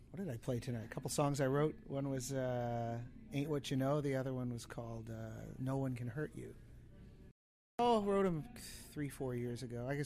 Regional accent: East Coast, United States; I grew up on the East Coast, you know, and I loved that.

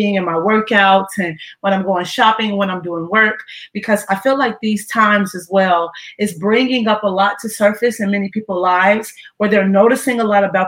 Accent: Ohio, United States; moved away; I went back to my hometown in Ohio to be around family.

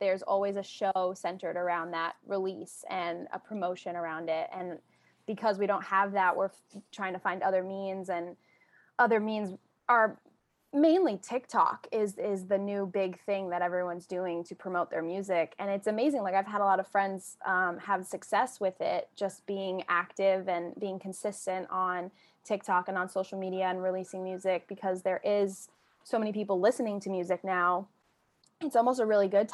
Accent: Rhode Island, United States; moved away as an adult; also born or lived in Nashville; now in Los Angeles, United States; I grew up in Rhode Island, and I went to school in Nashville, moved to L.A. following graduation

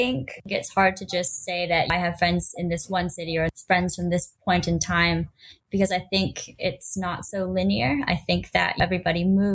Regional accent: Bay Area, California, United States; moved away as an adult; also born or lived in Los Angeles / Denver / Chicago / Hawaii; I grew up in the Bay Area, went to school

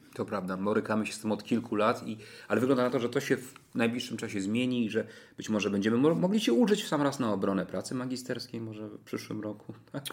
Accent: Toruń, Kuyavian-Pomeranian Voivodeship, Poland; mieszkam całe życie w Toruniu

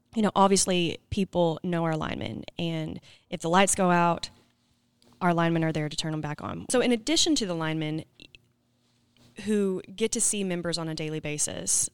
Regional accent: Scranton, Arkansas, United States; I'm from Scranton

